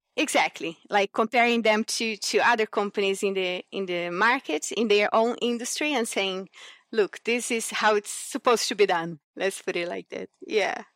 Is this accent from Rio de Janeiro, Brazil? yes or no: no; Brasília, Federal District, Brazil; moved away as an adult; also born or lived in Cerrado region, Brazil / Japan; So I grew up in Brasilia, so the, the capital city of Brazil